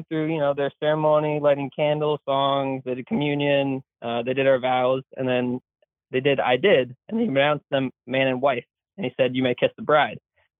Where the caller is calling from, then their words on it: Massachusetts, United States; I'm from Southeast Mass, so the only part of Mass that, in my mind, really exists.